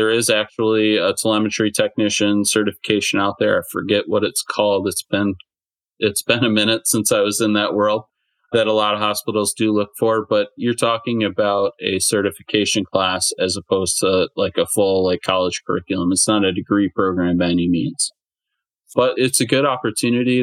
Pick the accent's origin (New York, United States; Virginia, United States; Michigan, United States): Michigan, United States; moved away as an adult; also born or lived in Ohio; I'm originally from Michigan. But I was living in Ohio at the time